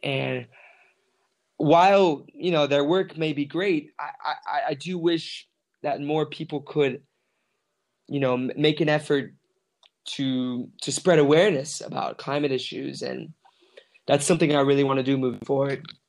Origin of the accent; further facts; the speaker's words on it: South Africa; moved away as an adult; now in Medellin, Colombia; I'm from South Africa